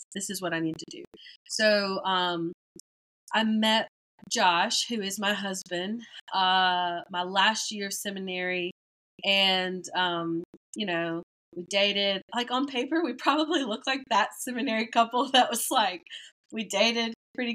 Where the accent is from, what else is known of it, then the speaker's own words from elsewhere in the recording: Metcalf, Georgia, United States; moved away as an adult; also born or lived in Thomasville, Georgia; now in New Orleans, United States; I am from Thomasville, Georgia.